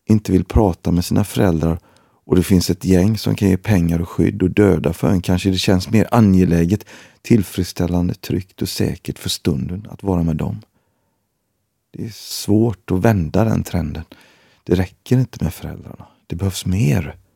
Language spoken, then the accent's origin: Swedish; Gothenburg, Västra Götaland, Sweden; Jag har bott i Gbg i 40 år. Det var inte så tufft när jag växte upp i Gårdsten.